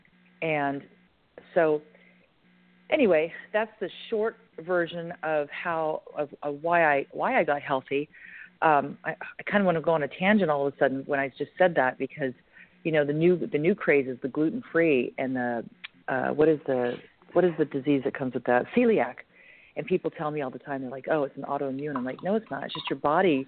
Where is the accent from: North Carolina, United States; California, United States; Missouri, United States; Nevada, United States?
California, United States; I'm from California. From California